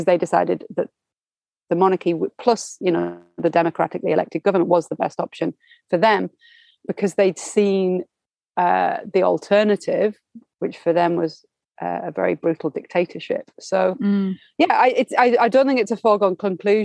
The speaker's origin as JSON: {"language": "English", "country": "United Kingdom", "said": "we in the UK"}